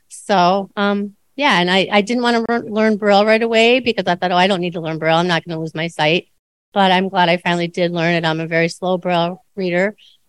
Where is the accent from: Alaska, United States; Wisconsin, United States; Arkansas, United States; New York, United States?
Wisconsin, United States; Superior; I grew up in Superior, Wisconsin, which is a small town, and had the night blindness and some other things.